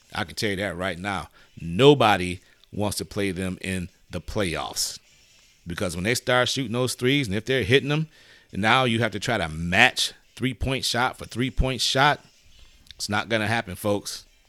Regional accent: Detroit, Michigan, United States; I'm from Detroit, folks. I gotta rep rep the folks from the Motor City

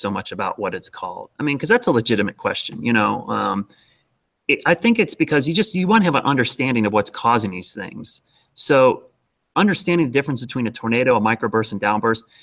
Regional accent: Ohio, United States; now in Charlotte, United States; growing up in Ohio

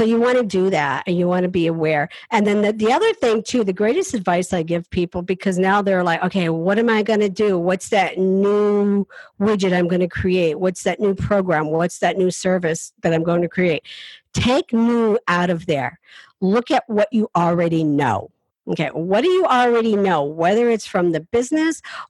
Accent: Appalachian Mountains, United States; I come from the Appalachian Mountains. I'm a hillbilly.

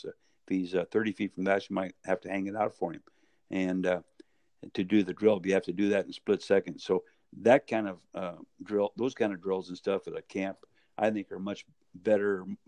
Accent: Medford, Oregon, United States; was born and raised in Medford, Oregon

